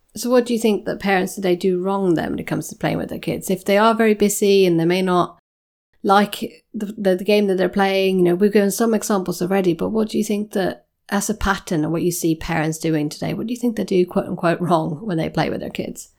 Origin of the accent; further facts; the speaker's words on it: Sweden; moved away; I'm, I'm Nordic. I come from Sweden